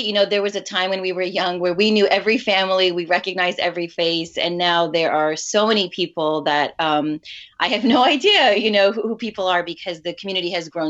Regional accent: New York, United States; first language Urdu; When my parents first came in the 1980s, there were not a ton of Pakistanis or even Muslims on Staten Island where we grew up.

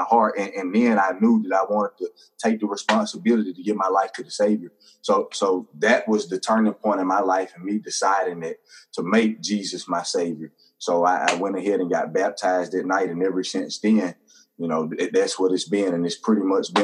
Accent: Hattiesburg, Mississippi, United States; also born or lived in Brandon, Mississippi; I'm originally from Hattiesburg, Mississippi. I was born in a little town called Brandon, Mississippi. That's about an hour up the road, but came here to Hattiesburg not too far after that.

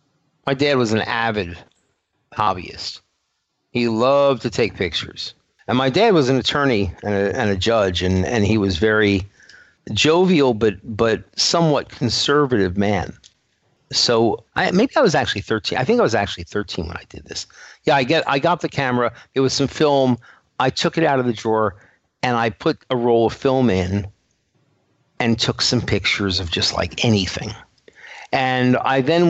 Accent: New York City, New York, United States; accent: New York; New York. New York City. Okay. Yeah. And every once in a while, the accent comes through.

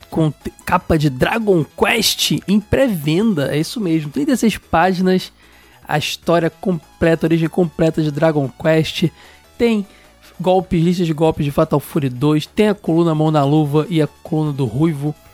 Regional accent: Poá, São Paulo, Brazil; muito bom apelido tenho 19 anos e sou de Poa, São Paulo. Poá, São Paulo.

